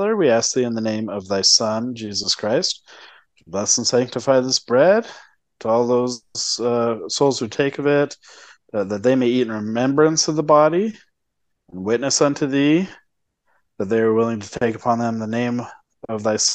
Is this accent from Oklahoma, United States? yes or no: no; Utah, United States; growing up in Utah